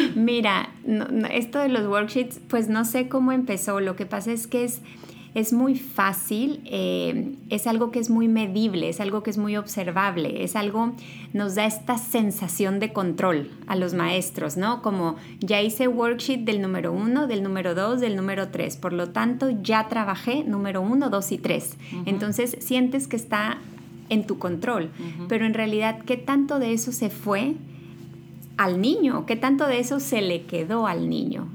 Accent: Los Mochis, Sinaloa, Mexico; moved away as an adult; also born or lived in Monterrey; now in United States; Yo nací en Sinaloa, soy de Los Mochis

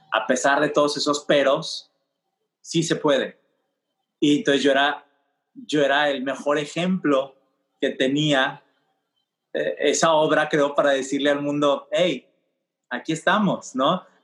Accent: Cuba; Siendo latino, cubano, no es la misma reacción que tienes en Miami

